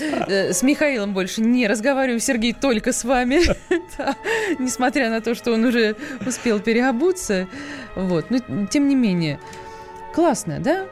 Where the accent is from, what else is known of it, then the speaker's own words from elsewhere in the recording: Saratov, Saratov Oblast, Russia; moved away; я же сама из Саратова